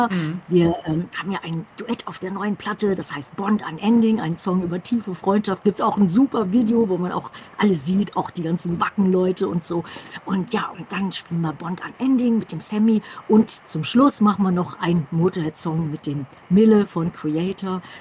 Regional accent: Düsseldorf, North Rhine-Westphalia, Germany; in meiner alten Heimat Düsseldorf. Da hat halt alles angefangen. Da hatte ich die ersten Bands gehabt

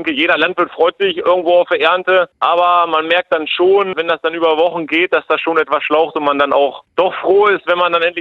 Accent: Lower Saxony, Germany; Bei uns, ich komme aus dem Hildesheimer Raum, haben wir sehr gute Böden.

